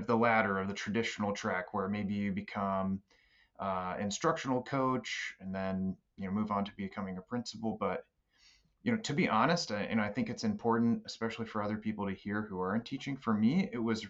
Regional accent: Baltimore, Maryland, United States; moved away as an adult; also born or lived in Boston area; I'm from Baltimore originally

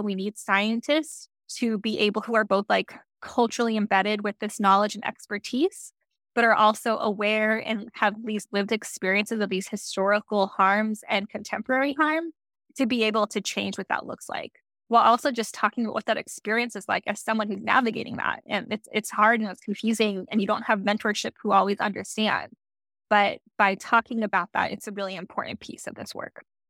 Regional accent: Santa Fe, New Mexico, United States; moved away as an adult; also born or lived in Santa Cruz, California / Monterey, California / Big Sur, California / Tucson, Arizona; I was born in Santa Cruz, California. My mom was working out there, and then I grew up in Santa Fe, New Mexico

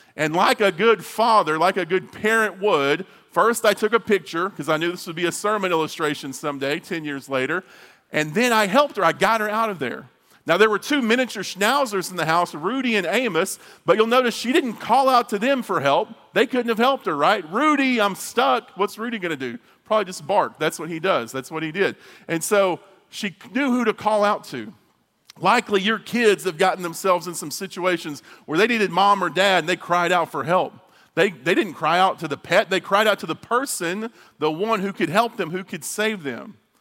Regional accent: near Abilene, Texas, United States; also born or lived in Marshall, Texas; I grew up outside of Abilene in a small town, uh, Holly, Holly, Texas, right outside of Abilene.

